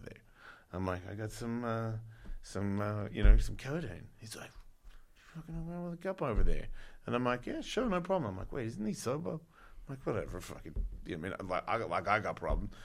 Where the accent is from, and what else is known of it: Australia; now in United States